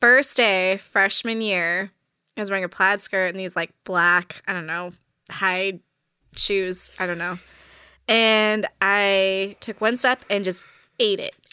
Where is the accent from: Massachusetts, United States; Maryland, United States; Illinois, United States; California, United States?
California, United States; Orange County; moved away as an adult; also born or lived in Los Angeles, California; originally born and raised in Orange County, the Orange Curtain